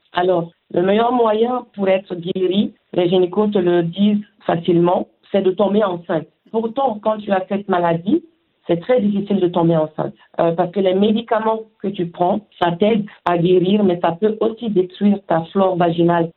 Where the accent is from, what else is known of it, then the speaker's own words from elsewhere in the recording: Mali; moved away; chez nous au Mali